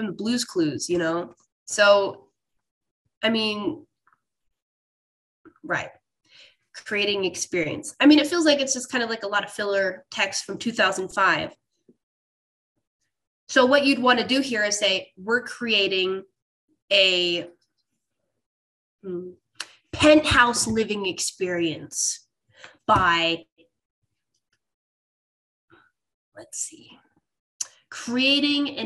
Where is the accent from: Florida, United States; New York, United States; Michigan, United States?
New York, United States; Rochester; This is my hometown, by the way, Rochester.